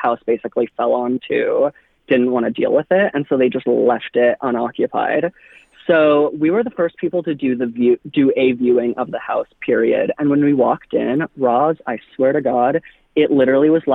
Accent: Anaheim, California, United States; now in Nashville, United States; I am originally from Anaheim. I grew up literally right behind Disneyland

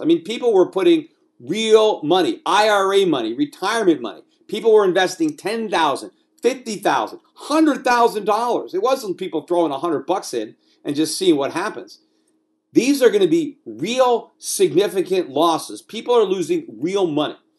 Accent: United States; moved away as an adult; now in Puerto Rico; as an American, as somebody who lives in this country, who was born in this country, who is raising children in this country, albeit from Puerto Rico at this point

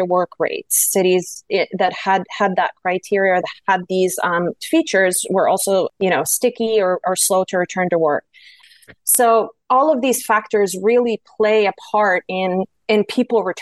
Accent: Kingston, Ontario, Canada; Kingston, which is my hometown

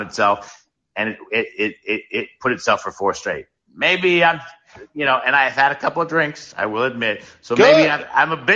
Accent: South Florida, United States; I grew up in South Florida

